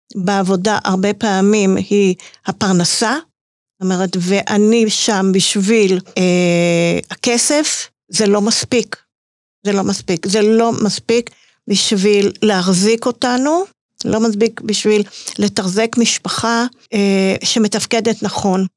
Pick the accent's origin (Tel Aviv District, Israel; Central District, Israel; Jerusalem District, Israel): Central District, Israel; Netanya; אני גדלתי בנתניה